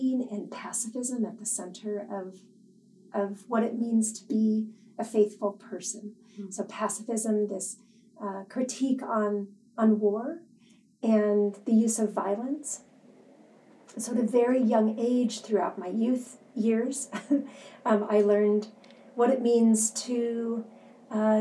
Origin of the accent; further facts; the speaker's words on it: La Verne, California, United States; also born or lived in Chicago, Illinois; I was born in Chicago, Illinois. And at a very young age, my parents moved out here to La Verne, California. And so I really grew up here